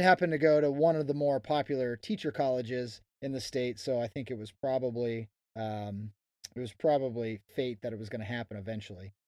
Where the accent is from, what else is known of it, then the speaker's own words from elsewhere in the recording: Oregon, United States; I grew up in Oregon, but I am not a hunter